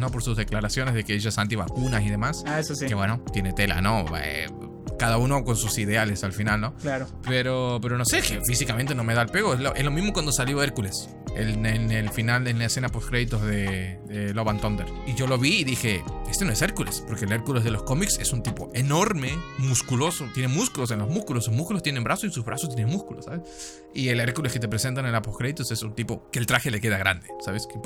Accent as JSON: {"language": "Spanish", "town": "La Matanza", "region": "Buenos Aires Province", "country": "Argentina", "tie": "born or raised there", "also_born_or_lived": "Switzerland", "said": "soy suizo, porque nací en Suiza y viví una semana ahí, pero al final pasé el resto de mi vida en Argentina, en el hueco más oscuro de la matanza."}